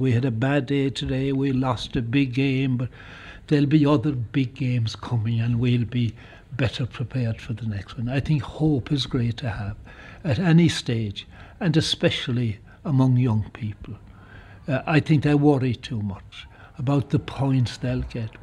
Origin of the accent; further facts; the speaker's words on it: County Kerry, Munster, Ireland; I come from County Kerry